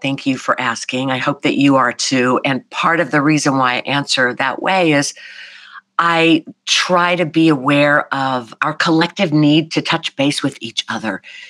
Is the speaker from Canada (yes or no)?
no; the South, United States; not just because I'm from the South, where that's kind of a easy quality to placate, you know, be nice.